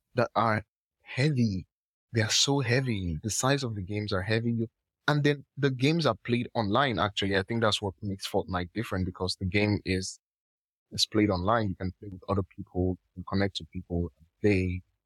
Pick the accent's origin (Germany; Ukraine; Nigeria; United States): Nigeria; I'm from Nigeria